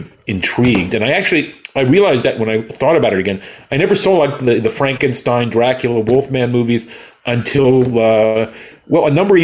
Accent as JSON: {"language": "English", "town": "New York City", "region": "New York", "country": "United States", "tie": "born or raised there", "said": "I grew up in New York City with people like Zachary"}